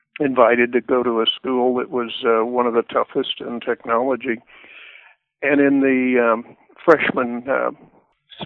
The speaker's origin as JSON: {"language": "English", "town": "Weatherford", "region": "Texas", "country": "United States", "tie": "born or raised there", "said": "our farm ranch property back in Weatherford, Texas. So I was enamored with trains growing up"}